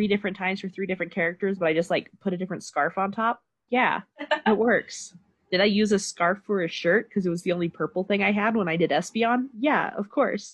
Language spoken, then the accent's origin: English; Midwest, United States; moved away; growing up in the Midwest, I wasn't near anything.